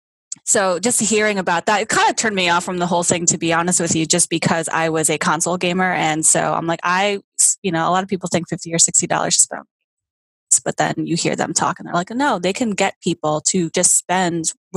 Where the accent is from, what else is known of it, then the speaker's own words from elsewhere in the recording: New Jersey, United States; also born or lived in Oklahoma; I was actually born in Oklahoma, which people seem to find really strange, just being from the East Coast. They're like, you're a total Jersey girl, like born and raised. I'm like, I actually wasn't born here